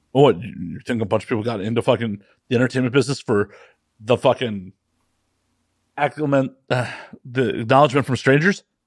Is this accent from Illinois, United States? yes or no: yes; Chicago, Illinois, United States; moved away; I grew up in Rogers Park